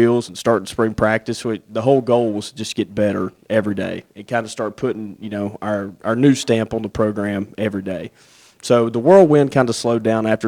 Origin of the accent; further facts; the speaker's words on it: Corinth, Mississippi, United States; I'm from Corinth, so I'm very familiar with the area.